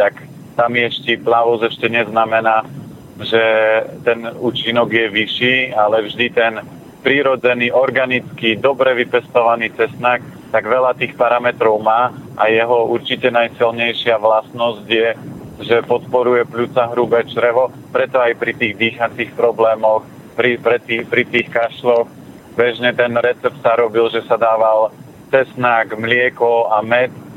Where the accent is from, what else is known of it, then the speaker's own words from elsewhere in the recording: Tvrdošín, Žilina Region, Slovakia; now in Bratislava, Slovakia; ja pochádzam z Oravy, z Tvrdošina